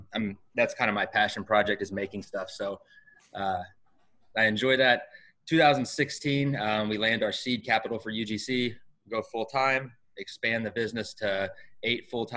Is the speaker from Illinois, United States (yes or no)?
yes; Du Quoin, Illinois, United States; I am from DuCoin. I grew up in DuCoin, so local to SIU Carbondale.